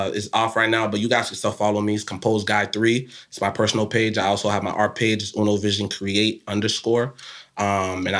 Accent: Southwest Florida, United States; growing up in Southwest Florida

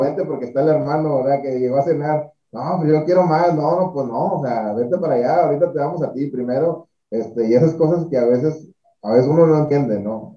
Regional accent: Monclova, Coahuila, Mexico; moved away as an adult; now in Monterrey, Mexico; soy de Monclova, de Monclovita la Bella. Eh, pues estuvimos, bueno, hasta ahí estudié la prepa

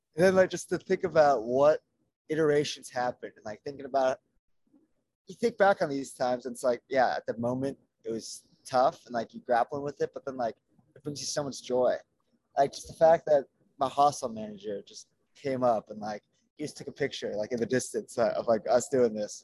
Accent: Los Angeles, California, United States; Los Angeles

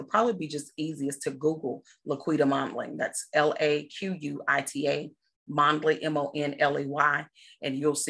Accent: McComb, Mississippi, United States; also born or lived in England; now in Texas, United States; I'm born and raised in Mississippi

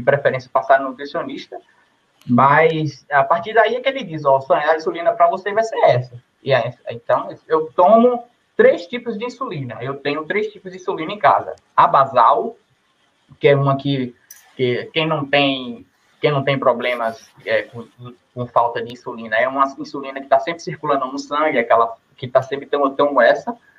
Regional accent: Jacobina, Bahia, Brazil; sou de Jacobina, Bahia

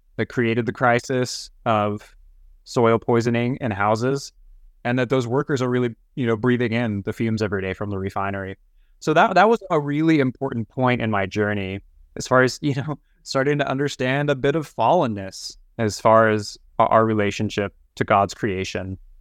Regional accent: Topeka, Kansas, United States; I grew up in Topeka, Kansas

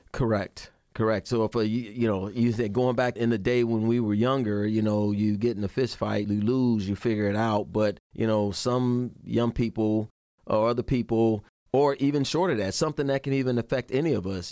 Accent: Chicago, Illinois, United States; moved away as an adult; I'm born and raised in Chicago, Illinois. I left there in 86 to join the Army

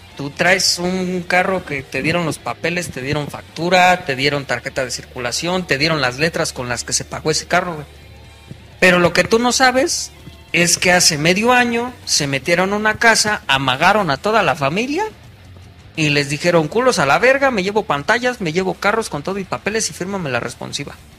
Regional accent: Mexico; como buen mexicano

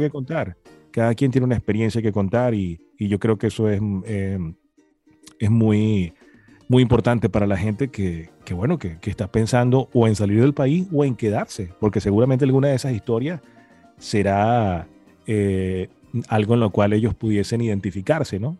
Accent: Venezuela; moved away as an adult; also born or lived in Maracay, Venezuela; now in Miami, United States; los que salimos de Venezuela

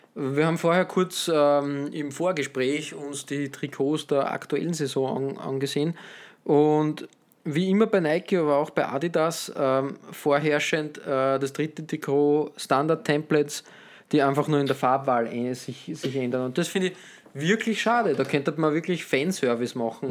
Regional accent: Austria; als Österreicher

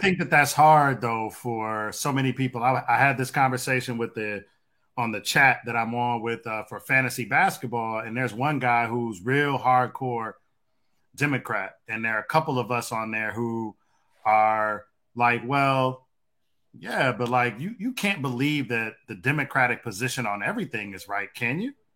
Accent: Detroit, Michigan, United States; growing up where I grew up at in Detroit

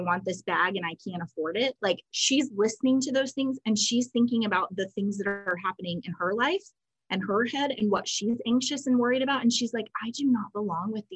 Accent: New York, United States; moved away; I'm from New York

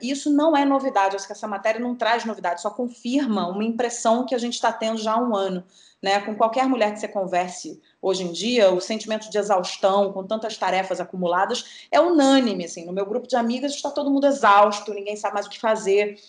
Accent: Rio de Janeiro, Brazil; moved away as an adult; now in São Paulo, Brazil; sou carioca da gema. É, tenho orgulho, apesar dos pesares, eu tenho orgulho de dizer que eu sou carioca

